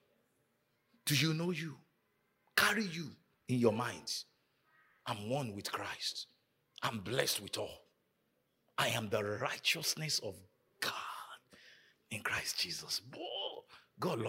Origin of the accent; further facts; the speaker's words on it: Nigeria; moved away; growing up in Nigeria